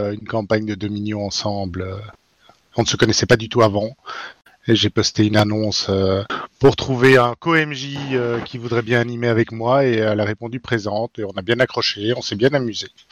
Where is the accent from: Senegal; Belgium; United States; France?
Belgium; je suis belge